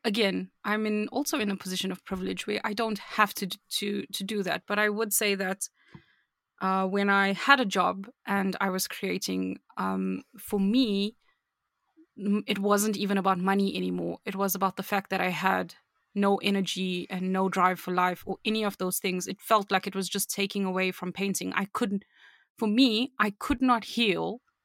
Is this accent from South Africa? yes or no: yes; South Africa; I'm from South Africa.